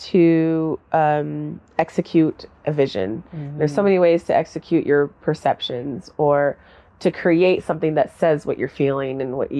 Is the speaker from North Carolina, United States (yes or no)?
no; Olympia, Washington, United States; I'm from Olympia. I was born in Olympia.